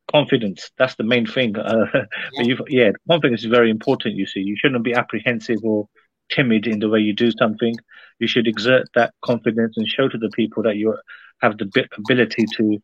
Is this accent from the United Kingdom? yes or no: yes; London, United Kingdom; I'm from London. I'm from London